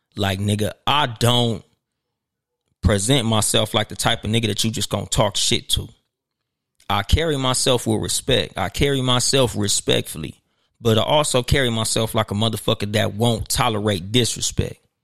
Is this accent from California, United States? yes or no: yes; Compton, California, United States; I was from Compton